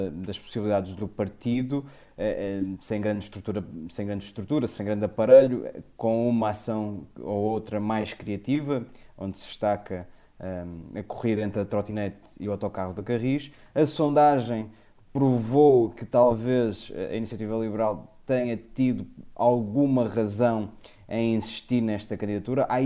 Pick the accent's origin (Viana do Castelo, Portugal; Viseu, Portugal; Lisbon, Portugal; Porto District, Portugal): Porto District, Portugal; Póvoa de Varzim; sou poveiro historicamente ousado, é discutível, mas se calhar avançamos.